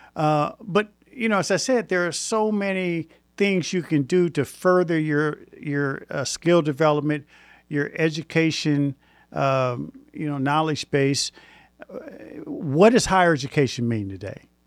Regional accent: Indianapolis, Indiana, United States; moved away; I'm originally from Indianapolis

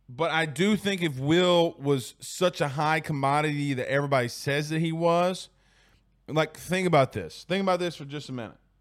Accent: Franklin, United States; I'm from Franklin

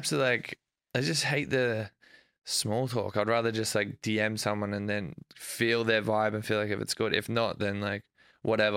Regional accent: Australia; moved away as an adult; now in United States; growing up in Australia

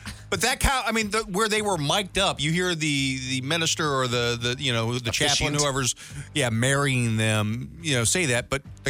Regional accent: Missouri, United States; I'm from Missouri.

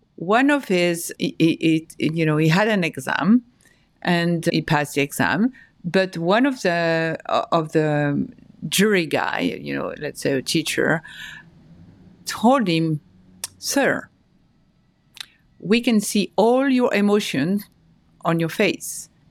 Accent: France; moved away as an adult; also born or lived in Paris, France / north of France; now in New York, United States; I was born and raised in France, in Paris, and in the north of France. I moved to New York four years ago

